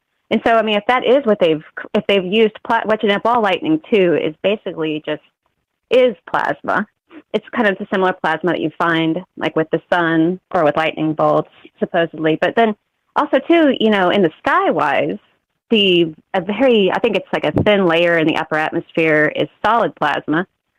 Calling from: Missouri, United States; Calling from Missouri.

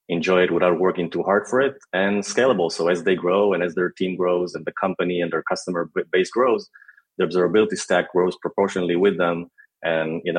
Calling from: Tel Aviv, Tel Aviv District, Israel; I'm actually joining you from hot yet beautiful Tel Aviv in Israel.

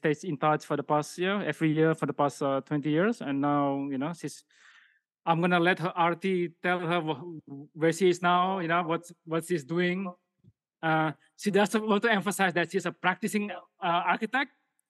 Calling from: Siwa, Matrouh, Egypt; I'm recording from Siwa, Egypt.

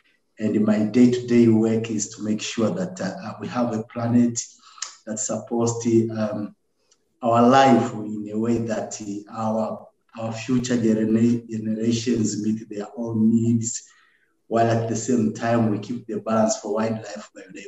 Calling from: Tanzania; I'm speaking from Tanzania, and I'm the Think Her Project country manager.

